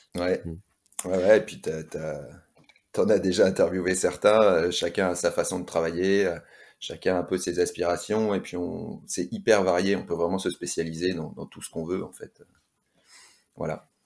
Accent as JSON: {"language": "French", "town": "Lille", "region": "Hauts-de-France", "country": "France", "tie": "born or raised there", "also_born_or_lived": "Toulouse / La Réunion", "moved": "as an adult", "lives_now": "Courchevel, France", "said": "à l'origine, je viens du Nord, donc j'ai grandi à Lille"}